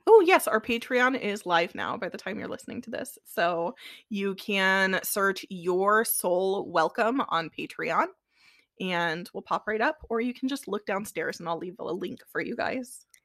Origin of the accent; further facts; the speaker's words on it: Midwest, United States; we're from the Midwest